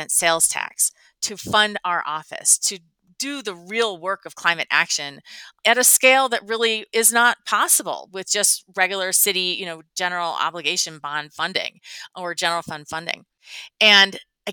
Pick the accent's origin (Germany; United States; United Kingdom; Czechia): United States; Midwest; moved away as an adult; also born or lived in Chicago; now in Denver, United States; I'm from the Midwest. I've always lived on the Great Lakes